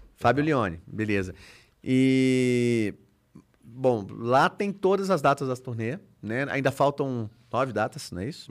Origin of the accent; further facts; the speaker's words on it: Brazil; foi a primeira vez que eu saí do Brasil, né? E ninguém da minha família havia saído do Brasil